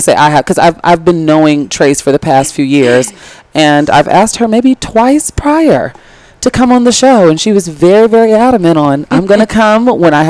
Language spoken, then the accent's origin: English; Chicago, Illinois, United States; as a Chicagoan